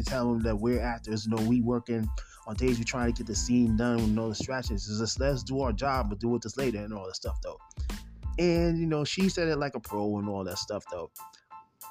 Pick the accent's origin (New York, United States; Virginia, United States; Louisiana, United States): New York, United States; New York City; I'm from New York City